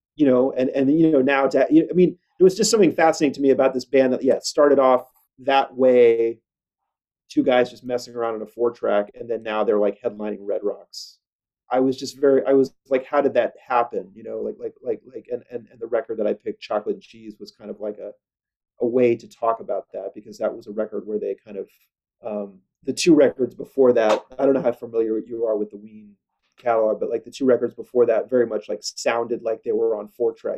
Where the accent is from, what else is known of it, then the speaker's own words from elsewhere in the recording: Kansas City, United States; I grew up in Kansas City